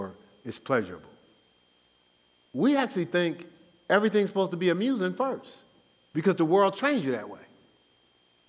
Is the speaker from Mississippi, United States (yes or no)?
no; Newark, New Jersey, United States; moved away; I'm from Newark, New Jersey.